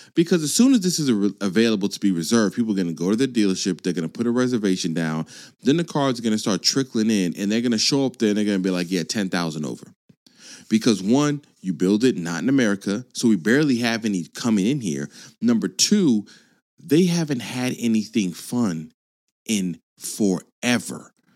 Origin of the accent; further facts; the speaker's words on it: California, United States; I was born in California